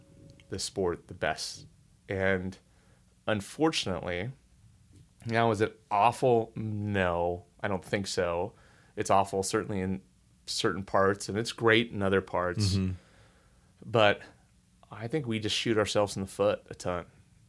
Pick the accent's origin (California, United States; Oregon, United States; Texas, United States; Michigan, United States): California, United States; when I was growing up in the Bay Area, like I love Bill Walsh, who was coaching the San Francisco 49ers.